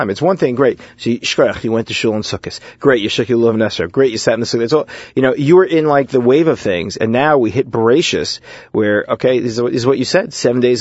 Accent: New York City, New York, United States; I grew up in Brooklyn

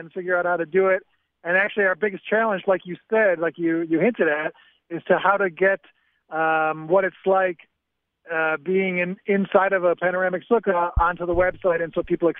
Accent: Chicago, Illinois, United States; now in Safed, Israel; I'm originally from Chicago, and I've lived here since 97. I live in Tzfat right now.

